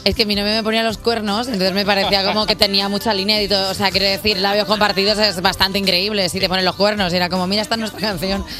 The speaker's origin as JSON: {"language": "Spanish", "town": "Reus", "region": "Catalonia", "country": "Spain", "tie": "born or raised there", "moved": "yes", "lives_now": "Madrid, Spain", "said": "nací en Reus hace 33 años."}